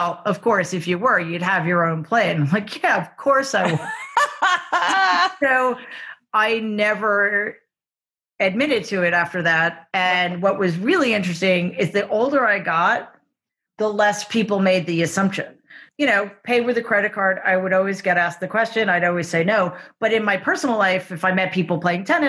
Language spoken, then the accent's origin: English; New York City, New York, United States; moved away as an adult; also born or lived in Boston; I grew up in Jamaica, Queens.